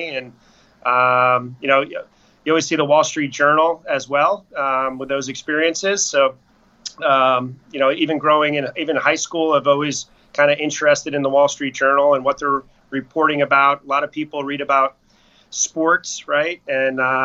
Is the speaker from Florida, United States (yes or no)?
yes; Tampa, Florida, United States; also born or lived in upstate New York; I grew up in Tampa area